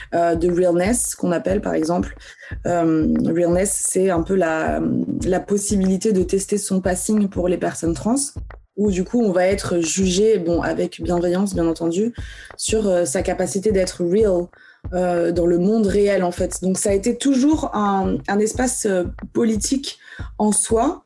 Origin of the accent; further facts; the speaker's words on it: Vendée, Pays de la Loire, France; also born or lived in Algeria; moi j'ai grandi dans la campagne française, j'ai grandi en Vendée